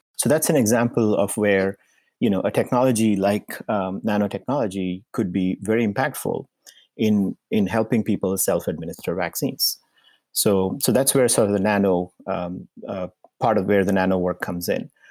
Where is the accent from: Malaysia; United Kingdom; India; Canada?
India; moved away as an adult; also born or lived in Indiana, United States / Massachusetts, United States; I was born in India, and I, uh, spent, uh, the first part of my life until my, um, undergraduate degree, uh, in India.